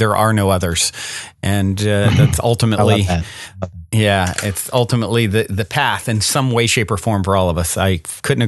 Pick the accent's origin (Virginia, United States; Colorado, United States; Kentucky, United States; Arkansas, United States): Virginia, United States; I grew up in Virginia